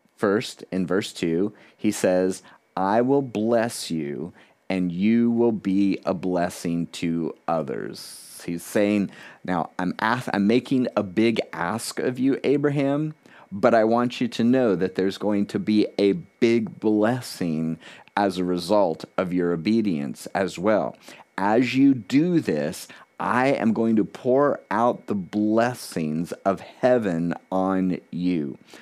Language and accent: English; South Florida, United States; moved away as an adult; also born or lived in Key West, Florida; now in New Hampshire, United States; I was born in Key West, Florida, the southernmost part city in the continental United States. I had grown up in South Florida